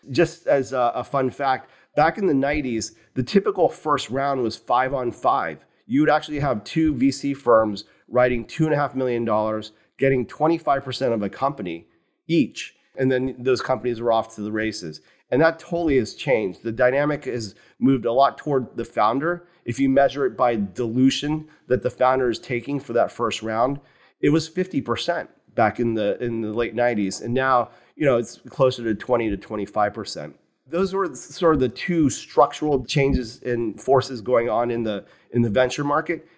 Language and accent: English; Morgantown, West Virginia, United States; moved away; I grew up in West Virginia. So a small university town just south of Pittsburgh, West Virginia